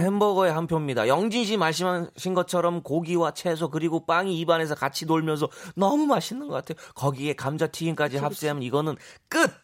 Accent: Gyeongsang, South Korea; 저랑 제 와이프가 이제 경상도거든요.

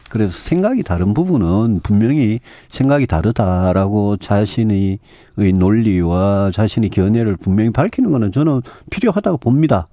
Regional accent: Daegu / North Gyeongsang, South Korea; 저 대구 경북 출신이고 네. 저뭐 평생 거기 살았고요

